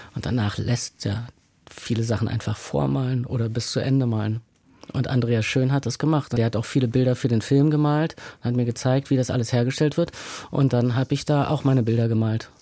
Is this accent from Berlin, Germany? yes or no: yes; Berlin, Germany; Ich bin aufgewachsen in der Nähe des Rosenthaler Platzes in Berlin Mitte.